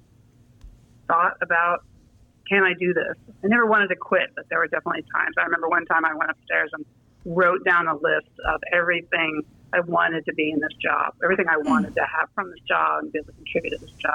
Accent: Marin, California, United States; When I was a little kid, I grew up in Marin

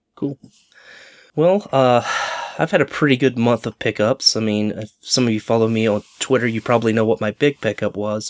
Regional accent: Charlotte, North Carolina, United States; growing up in the Charlotte, North Carolina area

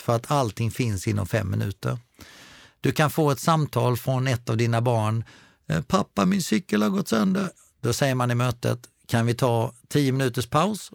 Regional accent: Falkenberg, Halland County, Sweden; jag är uppvuxen utanför Falkenberg

